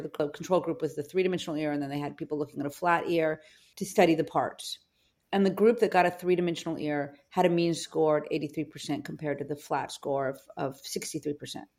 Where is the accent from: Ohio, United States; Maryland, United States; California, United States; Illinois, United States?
California, United States; Los Angeles; I grew up in Venice, California, in Venice High School